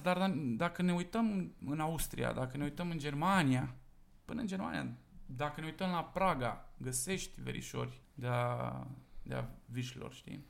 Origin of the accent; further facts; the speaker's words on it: Cugir, Alba County, Romania; de unde mă trag eu din Cugir, nu am dezvoltat singularul la virșli. Spunem virșlu. M-am născut în Cugir, județul Alba